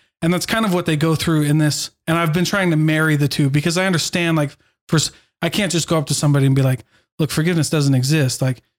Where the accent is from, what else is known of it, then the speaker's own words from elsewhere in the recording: Iowa, United States; I grew up in Iowa. And same thing. We had one place as the drive-in.